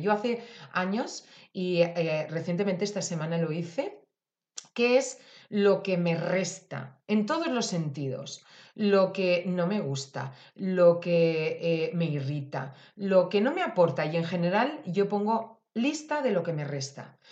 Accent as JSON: {"language": "Spanish", "region": "Valencian Community", "country": "Spain", "said": "yo que soy valenciana y tengo naranjas, mandarinas estupendas"}